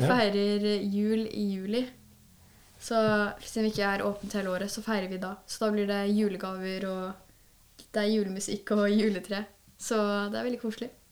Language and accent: Norwegian; Kløfta, Akershus, Norway; Jeg er fra Kløfta, så jeg er herifra